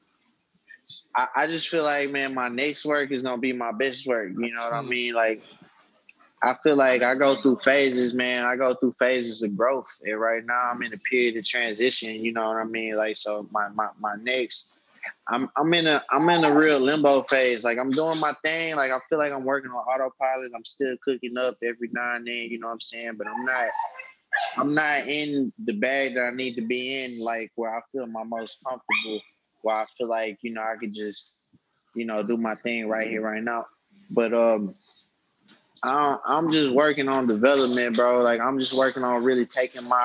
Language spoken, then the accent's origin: English; Houston, Texas, United States; I'm from Texas, so I grew up listening to a lot of people from the South